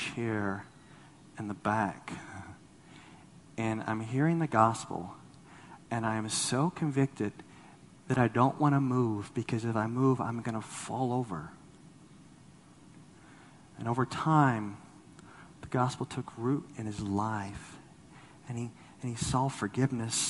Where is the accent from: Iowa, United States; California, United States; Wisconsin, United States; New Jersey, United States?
California, United States; Los Angeles; moved away; I'm from Los Angeles